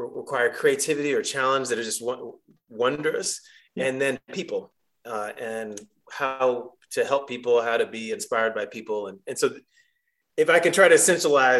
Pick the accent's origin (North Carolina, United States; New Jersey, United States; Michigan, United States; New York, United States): North Carolina, United States; Chapel Hill; moved away as an adult; I grew up here in Chapel Hill, and I'm back in Chapel Hill